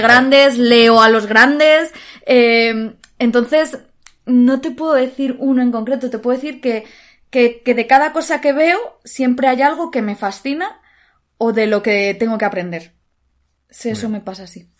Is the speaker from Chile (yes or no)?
no; Alicante, Valencian Community, Spain; moved away as an adult; now in Madrid, Spain; el teatro de mi ciudad, el teatro de Alicante